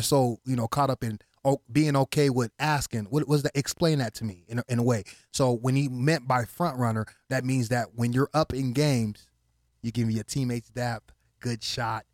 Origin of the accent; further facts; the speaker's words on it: Las Vegas, Nevada, United States; first language Haitian Creole; English is a second language; also born or lived in Miami, Florida / Haiti (ancestry); I came out here to Las Vegas when I was six years old.